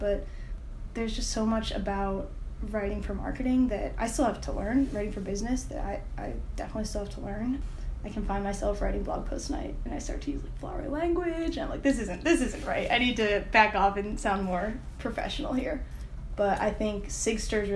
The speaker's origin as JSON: {"language": "English", "region": "upstate New York", "country": "United States", "also_born_or_lived": "Notre Dame, Indiana", "moved": "as an adult", "lives_now": "Indianapolis, United States", "said": "I'm from upstate New York originally"}